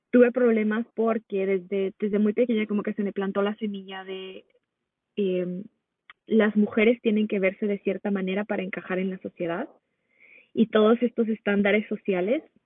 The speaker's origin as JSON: {"language": "Spanish", "country": "Mexico", "tie": "born or raised there", "moved": "as an adult", "lives_now": "United States", "said": "nací en Estados Unidos, pero de muy pequeña me fui a vivir a México, entonces crecí la mayor parte de mi vida allá"}